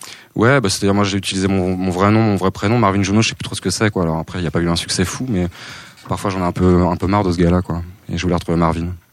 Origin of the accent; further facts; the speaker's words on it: Saint-Brieuc, Brittany, France; Je suis né à Saint-Brieuc